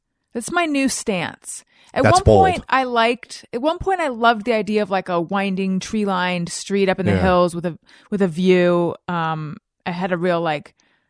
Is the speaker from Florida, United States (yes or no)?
no; California, United States; I grew up in Orange County.